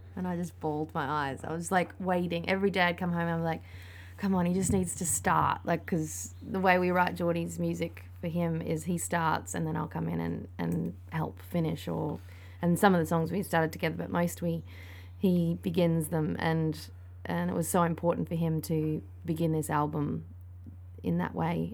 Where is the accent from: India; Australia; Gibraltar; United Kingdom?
Australia; I'm Australian.